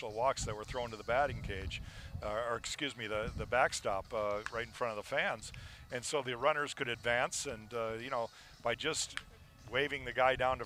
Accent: Minnesota, United States; as a young kid, growing up in Minnesota, being a Twins fan

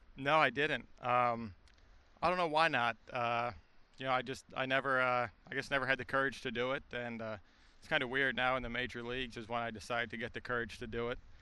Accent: Lancaster, Pennsylvania, United States; I'm from Lancaster, Pennsylvania, and uh, always grew up watching Chase Utley with the Phillies

